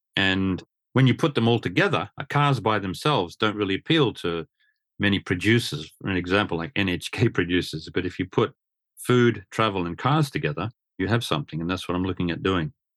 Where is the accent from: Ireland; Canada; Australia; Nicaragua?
Australia; moved away as an adult; now in Japan; coming to Japan back in the late eighties, growing up in Australia